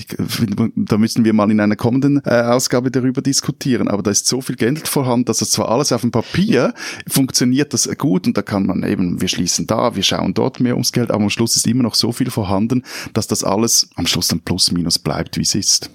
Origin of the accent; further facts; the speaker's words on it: Zurich, Switzerland; accent: Zürich German; first language Swiss German; mein Zürich-Deutsch